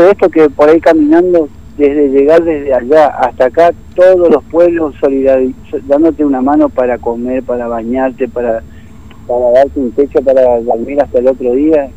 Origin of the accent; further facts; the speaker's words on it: Laguna Blanca, Formosa, Argentina; moved away; soy de Laguna Blanca, de donde la cuna del gobernador y del vicegobernador